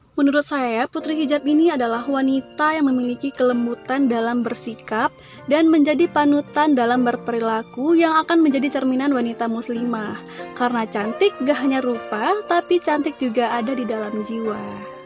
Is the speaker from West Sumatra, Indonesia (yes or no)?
yes; Padang, West Sumatra, Indonesia; aku asli Padang